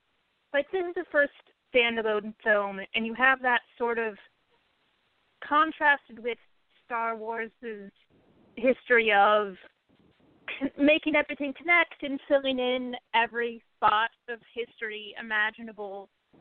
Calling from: New York, United States; Hey, Steele, it's … calling from New York.

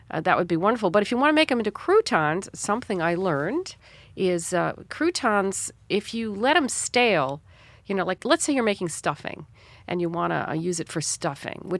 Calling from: Chicago, Illinois, United States

